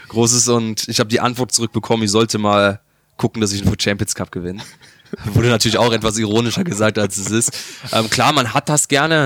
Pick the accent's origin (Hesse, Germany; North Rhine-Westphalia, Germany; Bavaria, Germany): Bavaria, Germany; moved away as an adult; now in Bochum, Germany; ich komme aus Bayern ähm, als kleines Kind.